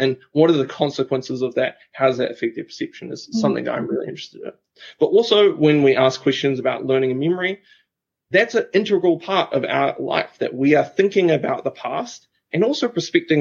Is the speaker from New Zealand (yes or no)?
yes; Christchurch, Canterbury, New Zealand; So I'm from New Zealand, a beautiful country in the Southern Hemisphere. And I grew up in a city in New Zealand called Christchurch